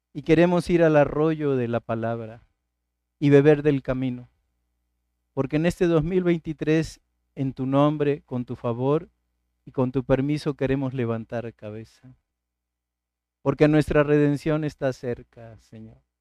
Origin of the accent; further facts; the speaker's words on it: Martínez de la Torre, Veracruz, Mexico; desde mi niñez en mi pueblo, en Martínez de la Torre